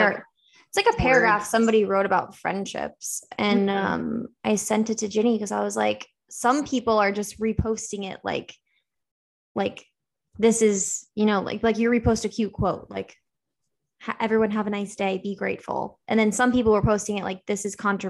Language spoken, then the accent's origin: English; Naples, Florida, United States; We're both from Naples